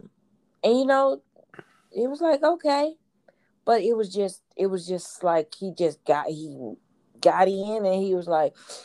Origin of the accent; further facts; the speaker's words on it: Houston, Texas, United States; I'm from Fifth Ward